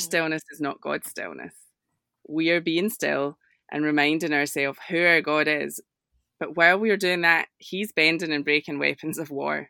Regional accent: Scotland, United Kingdom; accent: Scottish; my accent is, is Scottish, a little different

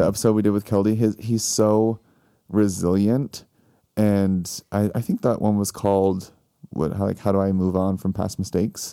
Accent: Missouri, United States; moved away; I'm from Missouri

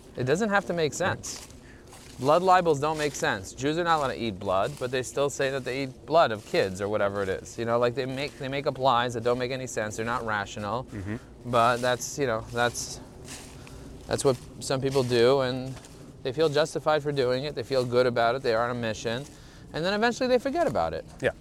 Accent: New York City, New York, United States; I grew up in Borough Park, and still, even in Borough Park, there was a lot of anti Semitism.

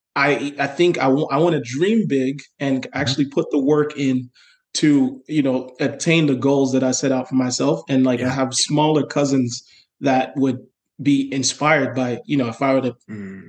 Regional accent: New York City, New York, United States; I am from New York City

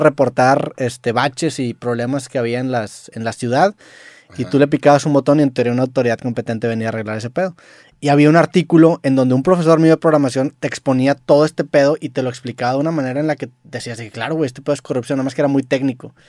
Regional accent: Mexico; yo no soy americano, soy mexicano

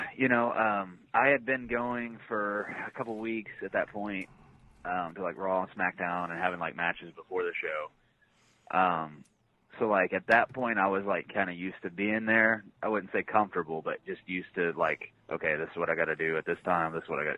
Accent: Shelbyville, Indiana, United States; my pro wrestling journey started in Shelbyville, Indiana, which is my hometown.

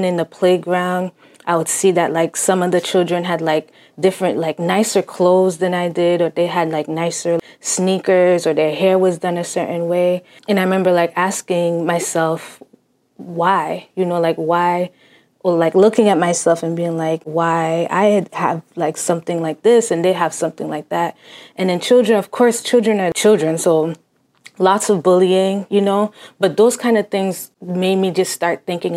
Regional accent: Cambridge, Massachusetts, United States; first language Haitian Creole; English is a second language; I was born in Cambridge, Massachusetts, and my family's Haitian

